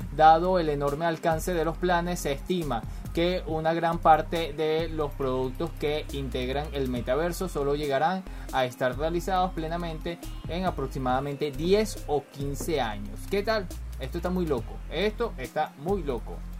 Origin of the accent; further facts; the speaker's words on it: Venezuela; yo soy venezolano y aquí en Caracas